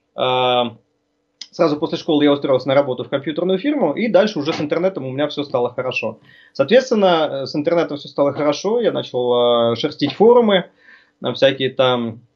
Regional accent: Norilsk, Krasnoyarsk Krai, Russia; moved away; also born or lived in Tatarstan; Родом ну. я вообще из Норильска

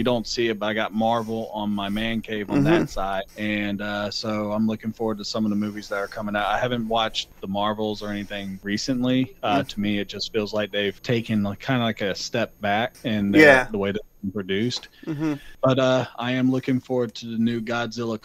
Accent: the South, United States; I'm from the South

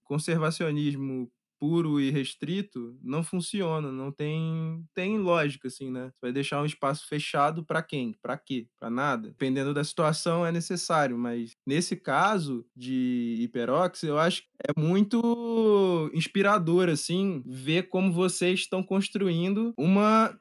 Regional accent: Rio de Janeiro, Brazil; Eu sou do Rio

